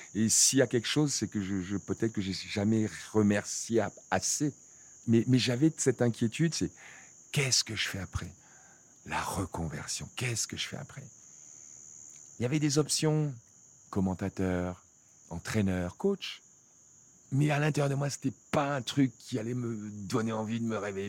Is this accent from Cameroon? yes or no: yes; Cameroon; moved away; also born or lived in France; je viens de, d'un petit village euh, du Cameroun